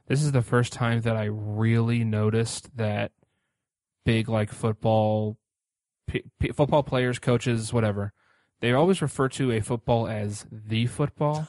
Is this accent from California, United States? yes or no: no; Indianapolis, Indiana, United States; I'm also from Indianapolis